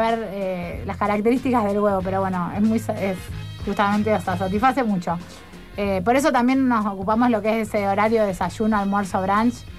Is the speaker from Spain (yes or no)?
no; Rufino, Santa Fe, Argentina; now in Rosario, Argentina; soy de Rufino